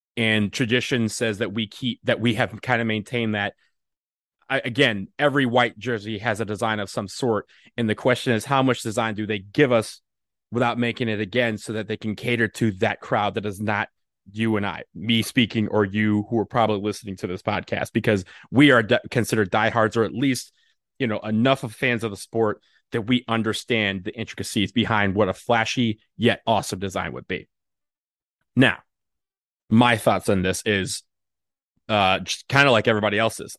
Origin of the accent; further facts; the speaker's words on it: Washington, District of Columbia, United States; my hometown, D C.